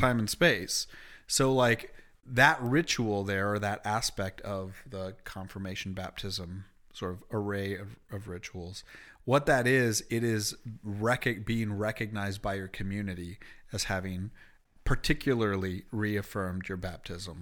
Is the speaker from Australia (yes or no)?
no; Canada; moved away; also born or lived in Springfield, Illinois; being Canadian.